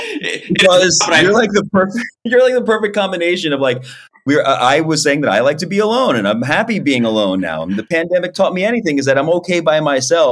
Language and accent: English; Philadelphia, Pennsylvania, United States; I'm from Philly